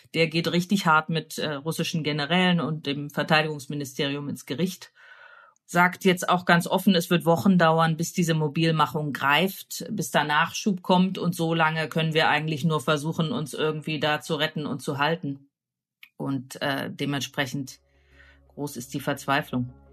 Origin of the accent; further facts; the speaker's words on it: Germany; Ich komme ja auch aus der DDR